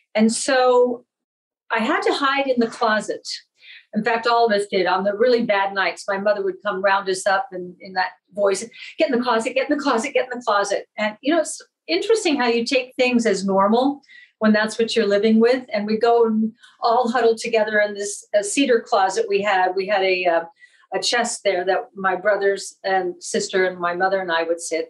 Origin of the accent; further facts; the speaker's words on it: San Bruno, California, United States; moved away; i grew up in northern california very middle class little town called san bruno